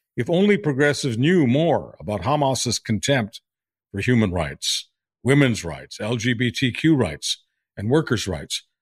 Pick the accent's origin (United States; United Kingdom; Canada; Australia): Canada; being Canadian